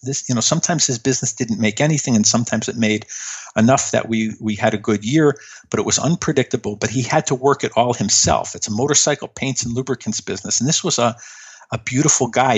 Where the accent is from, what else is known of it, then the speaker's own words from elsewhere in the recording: Chicago, Illinois, United States; I grew up in Chicago